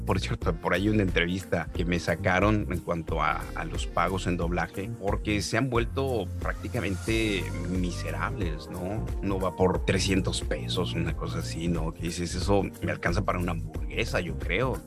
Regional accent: Mexico; now in Canada; yo ya llevo 18 años fuera de México

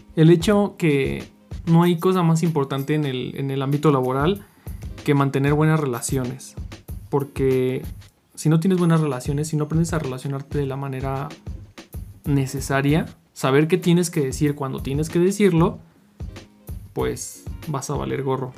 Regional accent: Mexico; como mexicano

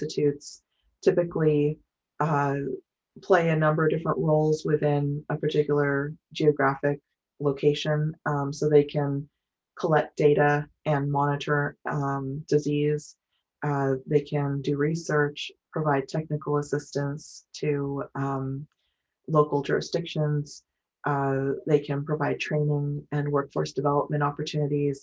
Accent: Fort Berthold Indian Reservation, North Dakota, United States; moved away; I'm originally from the Fort Berthold Indian Reservation in North Dakota.

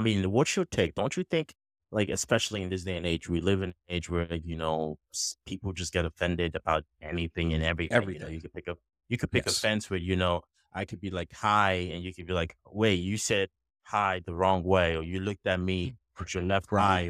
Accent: Nigeria; now in United States; originally born in Nigeria, right? Mm-hmm. So for me, I grew up, you know, pretty much, if you say it, I grew up pretty much around Black. Everyone around me was Black, right?

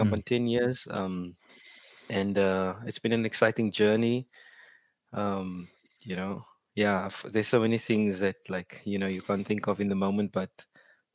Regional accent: Paarl, Western Cape, South Africa; first language Afrikaans; English is a second language; also born or lived in Port Elizabeth; now in Ceres, South Africa; I grew up in Paarl. And then I moved to Port Elizabeth when I got married, which was in 2011

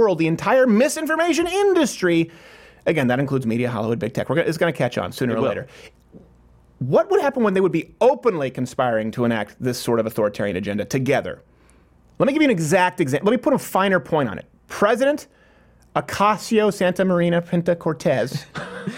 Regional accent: Canada; now in United States; my home country of Canada

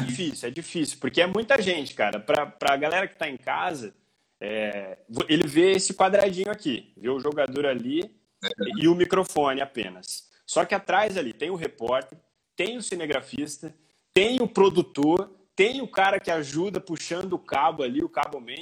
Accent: Paraguaçu Paulista, São Paulo, Brazil; also born or lived in Assis / Marília; Paraguaçu Paulista é a minha cidade natal

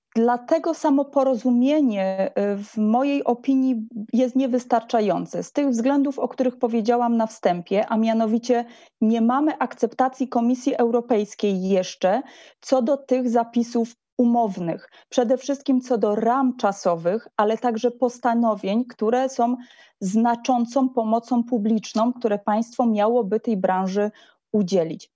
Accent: Silesian Voivodeship, Poland; sama jestem ślązaczką

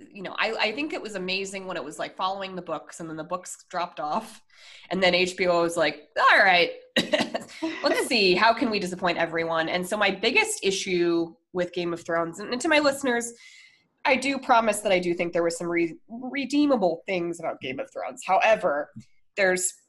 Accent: Colorado, United States; I'm from Colorado

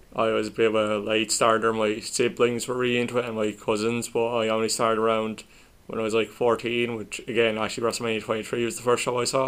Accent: Ireland; we're Irish

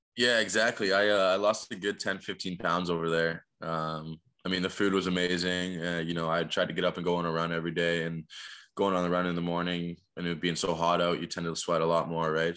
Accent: Niagara Falls, Ontario, Canada; growing up in Niagara Falls

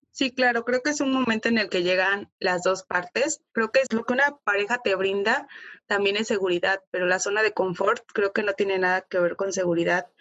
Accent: Huatusco, Veracruz, Mexico; moved away as an adult; yo vengo de Huatusco. Huatusco es pues una ciudad, un pueblo muy pequeño

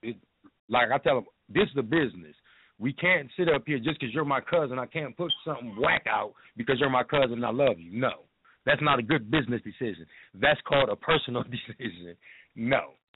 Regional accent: Minneapolis, Minnesota, United States; also born or lived in Toledo, Ohio; I'm from Toledo, but as far as living here in Minnesota, I grew up over north

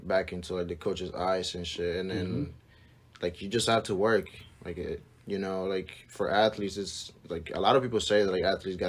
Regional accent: Hartford, Connecticut, United States; I come from Hartford, Connecticut. I've been living there for like, since I was 12.

